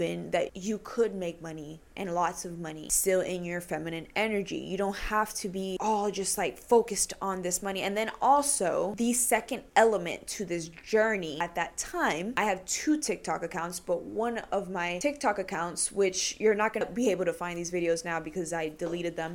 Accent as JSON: {"language": "English", "country": "Puerto Rico", "said": "I'm Puerto Rican"}